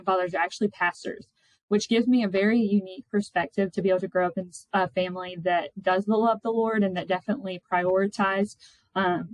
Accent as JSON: {"language": "English", "town": "Mobile", "region": "Alabama", "country": "United States", "said": "I am originally from Mobile, Alabama"}